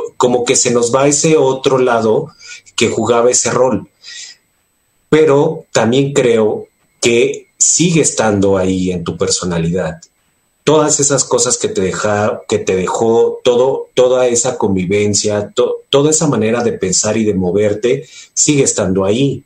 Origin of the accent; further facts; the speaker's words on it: Mexico; como mexicanos